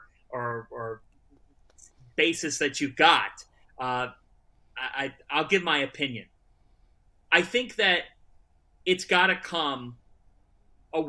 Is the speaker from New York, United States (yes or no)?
no; Westlake, Ohio, United States; I grew up in Westlake